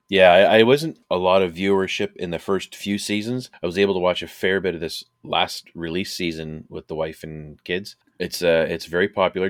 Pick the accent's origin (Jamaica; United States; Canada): Canada; we're, uh, Canadian